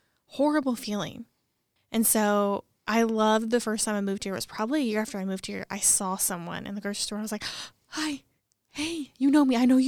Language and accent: English; Missouri, United States; moved away; I'm from Missouri.